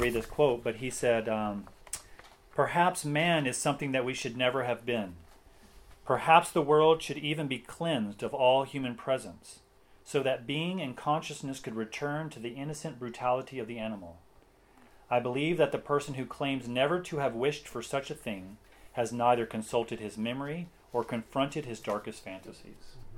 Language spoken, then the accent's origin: English; Tennessee, United States; accent: Tennessee; my Tennessee accent